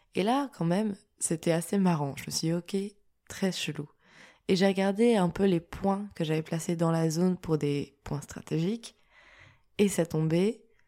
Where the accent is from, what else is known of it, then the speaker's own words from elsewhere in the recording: France; je suis française, mais au-delà de ça, je suis européenne